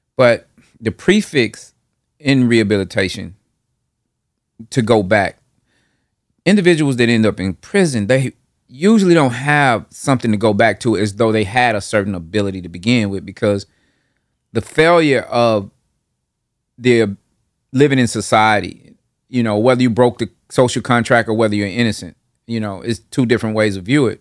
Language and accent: English; Nashville, Tennessee, United States; from that Nolansville, Hardin Place area to, uh, Northeast Nashville, Parkwood Estates. And from, like, five, six, all the way up to eighteen, that was where I lived